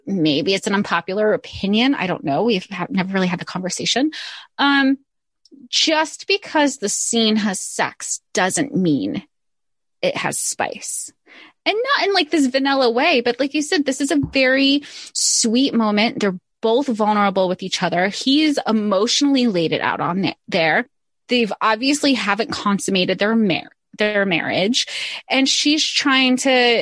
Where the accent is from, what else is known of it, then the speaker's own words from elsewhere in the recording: Florida, United States; now in New York, United States; I grew up in Florida, but here I am in New York